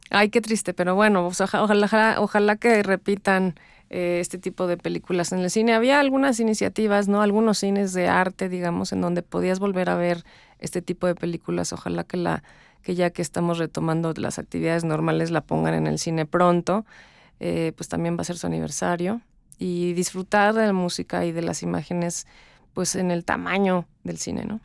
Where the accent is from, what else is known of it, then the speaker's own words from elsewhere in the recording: Mexico; yo soy mexicana, me siento mexicana